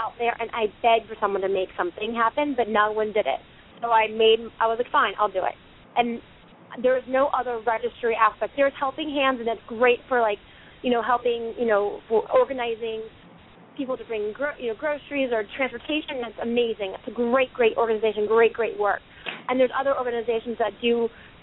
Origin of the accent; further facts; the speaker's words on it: the South, United States; I'm from the South